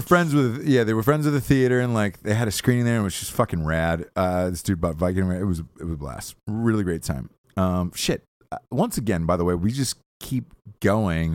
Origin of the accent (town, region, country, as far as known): Georgia, United States; born or raised there